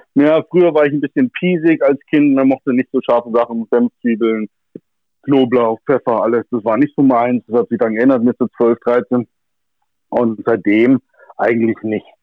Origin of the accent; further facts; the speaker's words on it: Germany; bei uns in Deutschland